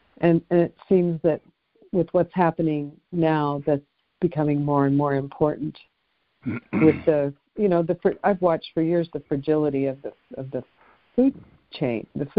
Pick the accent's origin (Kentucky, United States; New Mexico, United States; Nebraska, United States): New Mexico, United States; moved away; also born or lived in Wyoming; I'm from New Mexico.